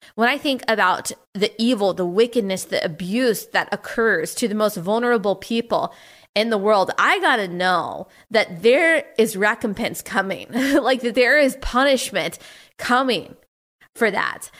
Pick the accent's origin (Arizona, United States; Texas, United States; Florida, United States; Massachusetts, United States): Texas, United States; I'm from Texas